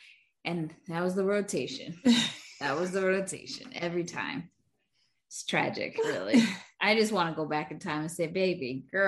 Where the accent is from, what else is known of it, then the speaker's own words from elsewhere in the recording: Florida, United States; we grew up in Florida. I still live here.